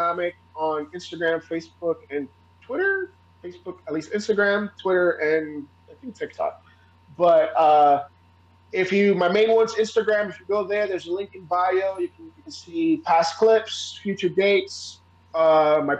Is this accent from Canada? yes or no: no; Puerto Rico; I'm from Puerto Rico.